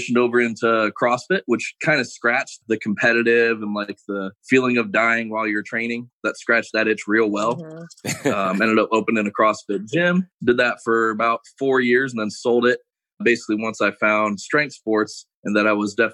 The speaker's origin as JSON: {"language": "English", "town": "Detroit", "region": "Michigan", "country": "United States", "tie": "born or raised there", "said": "I grew up in Detroit, kind of like in the city"}